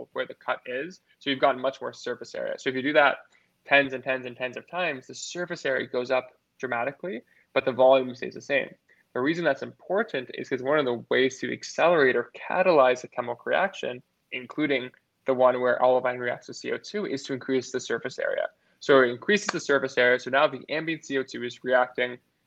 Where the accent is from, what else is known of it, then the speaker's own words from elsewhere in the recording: California, United States; my home state, California